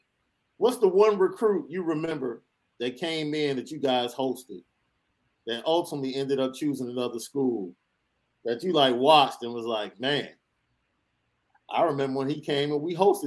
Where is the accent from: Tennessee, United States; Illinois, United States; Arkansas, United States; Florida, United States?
Illinois, United States; Chicago; I'm from Chicago